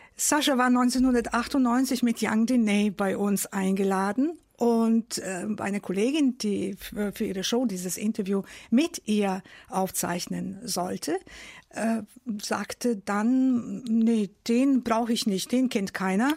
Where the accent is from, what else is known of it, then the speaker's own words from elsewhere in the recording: Novi Sad, Vojvodina, Serbia; now in Germany; ich bin in Novi Sad in Serbien groß geworden.